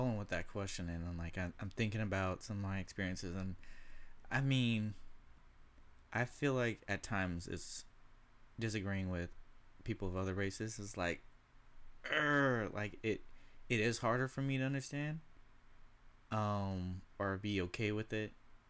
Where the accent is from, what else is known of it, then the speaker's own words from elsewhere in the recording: California, United States; You wouldn't know. I'm from California. I can get that.